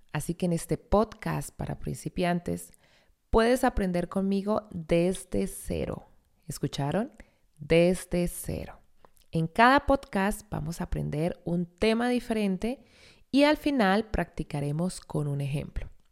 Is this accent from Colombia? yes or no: yes; Colombia; moved away as an adult; now in Germany; soy una colombiana que emigré hace 13 años a Alemania